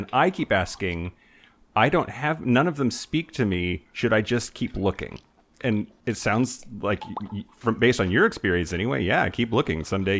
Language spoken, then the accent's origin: English; Eastern Washington, United States; I grew up in Eastern Washington.